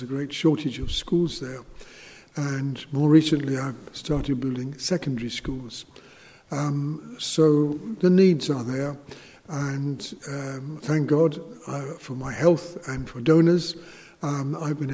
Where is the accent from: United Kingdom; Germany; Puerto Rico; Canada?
United Kingdom; England; moved away as an adult; also born or lived in Thurles, Ireland; now in Zimbabwe; I'm from England